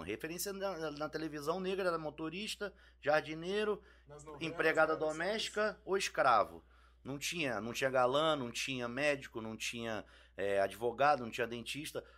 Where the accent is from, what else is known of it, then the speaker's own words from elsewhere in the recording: Brasília, Federal District, Brazil; moved away as an adult; also born or lived in Rio de Janeiro; now in São Paulo, Brazil; Nasci em 74 no Rio, fui em 85 para Brasília, Aí fiquei de 85 a 2002 em Brasília